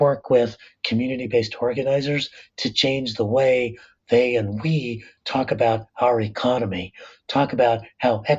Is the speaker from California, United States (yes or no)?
yes; La Puente, California, United States; born or raised there